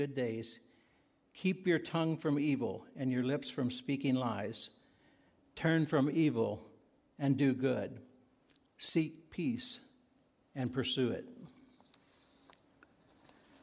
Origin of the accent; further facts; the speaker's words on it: Virginia, United States; moved away; as a young boy growing up in Virginia, I attended Bethel Mennonite Church